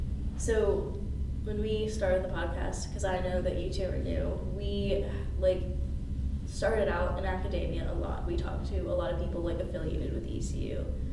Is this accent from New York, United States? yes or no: no; Raleigh, North Carolina, United States; moved away as an adult; now in Greenville, United States; I grew up like in the Raleigh area